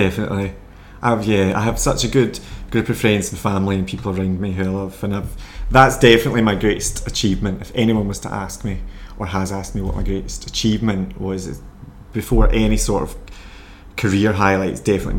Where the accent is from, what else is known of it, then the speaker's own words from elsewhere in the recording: Scotland, United Kingdom; Exactly. Yes, when I lived in England, there's so many words, and they're not always Scotch dialect